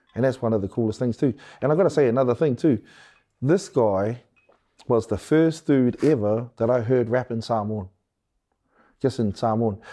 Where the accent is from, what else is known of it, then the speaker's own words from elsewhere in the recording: Wellington, New Zealand; I'm from Wellington